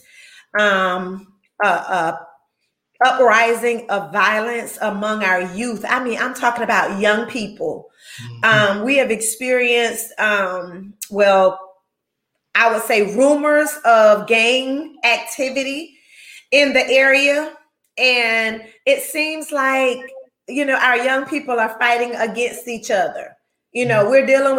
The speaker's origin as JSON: {"language": "English", "area": "Gaston County", "region": "North Carolina", "country": "United States", "tie": "born or raised there", "said": "we're from Gaston County. We're Gaston County natives, you know, born and raised"}